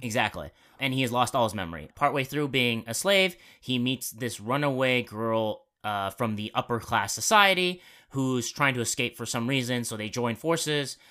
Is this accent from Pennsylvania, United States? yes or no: no; Arizona, United States; I'm from Arizona